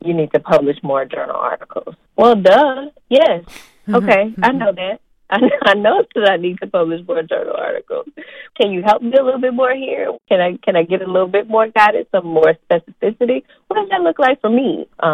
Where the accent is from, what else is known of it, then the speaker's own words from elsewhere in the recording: Houston, Texas, United States; moved away as an adult; now in Florida, United States; I am originally from Houston, Texas